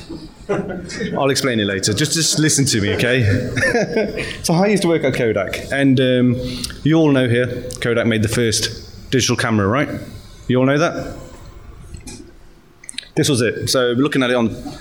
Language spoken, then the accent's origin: English; Nottingham, East Midlands, United Kingdom; moved away as an adult; now in London, United Kingdom; that's where I was born and raised, spent most of my life